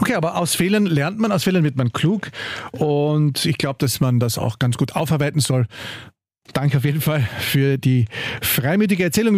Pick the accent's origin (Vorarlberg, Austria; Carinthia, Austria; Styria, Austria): Carinthia, Austria; now in Vienna, Austria; wir als Kärntner